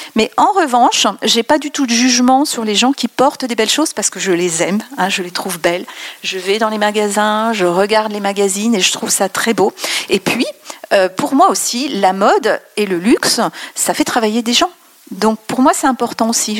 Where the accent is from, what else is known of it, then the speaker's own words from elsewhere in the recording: France; also born or lived in Besançon; quand on dit qu'on est française